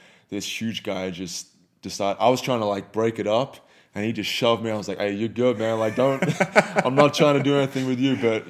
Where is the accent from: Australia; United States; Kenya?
Australia; I used to cuss like a sailor, you know, growing up in Australia.